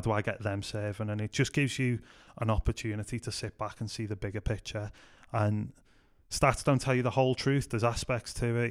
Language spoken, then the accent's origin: English; Liverpool, North West England, United Kingdom; moved away as an adult; also born or lived in Manchester; I grew up in Liverpool